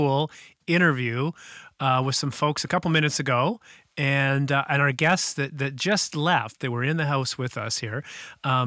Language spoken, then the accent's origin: English; Canada; this Canadian